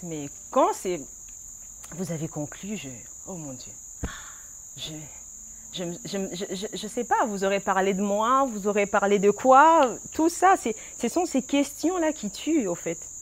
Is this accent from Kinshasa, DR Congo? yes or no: yes; Kinshasa, DR Congo; also born or lived in Brazzaville; À Kinshasa, je suis née, à Braza. J'étais bien accueillie aussi. J'ai une partie de mon origine là-bas